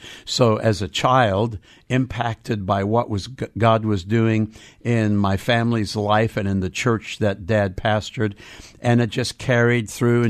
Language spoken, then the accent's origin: English; South Africa; now in Seattle, United States; I was born into a pastor's family in South Africa. Mm. My dad's British background, he was a pastor and missionary in the city of Durban.